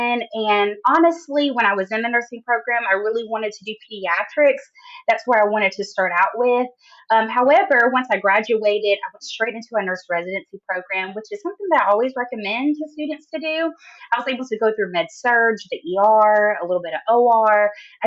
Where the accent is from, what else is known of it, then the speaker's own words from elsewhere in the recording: Jackson, Tennessee, United States; I was born in Tennessee, Jackson, Tennessee, which is like a small town